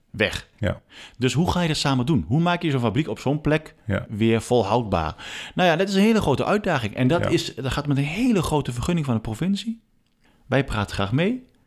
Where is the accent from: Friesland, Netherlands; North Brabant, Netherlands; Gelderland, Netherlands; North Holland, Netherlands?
Gelderland, Netherlands; Achterhoek; also born or lived in Arnhem, Netherlands; now in Oosterbeek, Netherlands; En ik ben ook een zandhaas hoor. Ik, ben, eh, ik kom uit de Achterhoek, ik hou van zand.